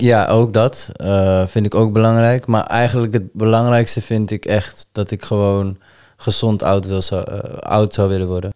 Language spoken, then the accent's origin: Dutch; Amsterdam, North Holland, Netherlands; now in Deventer, Netherlands; mijn geboorteplaats eh, gaan. Amsterdam